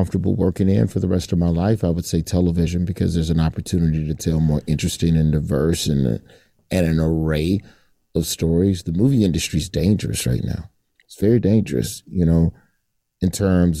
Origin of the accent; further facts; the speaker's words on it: Alabama, United States; moved away; I'm from Alabama